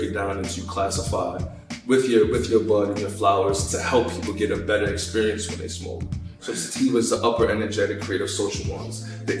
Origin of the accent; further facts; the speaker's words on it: New York City, New York, United States; I live in the Bronx. You from the Bronx? Yeah, I'm from Highbridge.